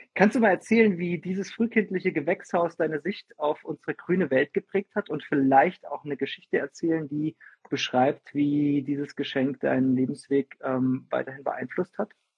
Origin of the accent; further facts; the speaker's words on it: Fulda, Hesse, Germany; now in Freiburg, Germany; Ursprünglich komme ich aus Fulda, das ist in Hessen